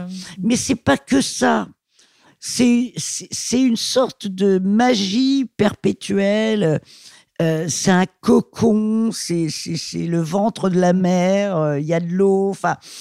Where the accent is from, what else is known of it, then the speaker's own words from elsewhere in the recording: Paris, Île-de-France, France; je suis parisienne, je suis née à Paris